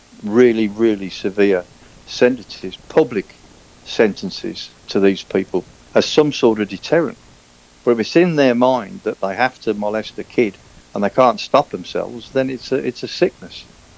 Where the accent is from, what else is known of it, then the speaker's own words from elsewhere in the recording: England, United Kingdom; moved away as an adult; now in Spain; I've always felt I was brought up British, and it's robbed of me. I'm now forced to say, I'm English. Why? Because I'm English because I'm not Scottish, Irish, or Welsh. Therefore, I am English